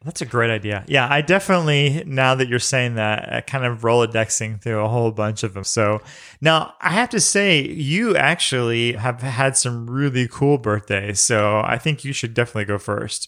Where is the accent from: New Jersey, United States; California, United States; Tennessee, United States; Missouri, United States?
Missouri, United States; St. Louis; I grew up in Saint Louis